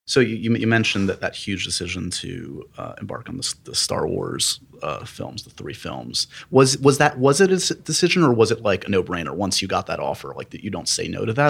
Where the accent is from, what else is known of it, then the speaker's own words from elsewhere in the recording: New York City, New York, United States; I grew up here in New York City